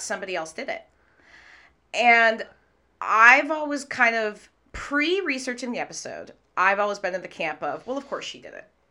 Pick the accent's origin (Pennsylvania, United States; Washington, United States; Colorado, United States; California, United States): Washington, United States; Redmond; also born or lived in Manhattan / London; now in Seattle, United States; I grew up in Redmond, so I grew up local.